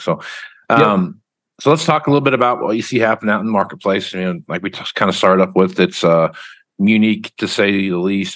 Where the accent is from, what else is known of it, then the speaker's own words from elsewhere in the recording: Wichita, Kansas, United States; I'm from Wichita, Kansas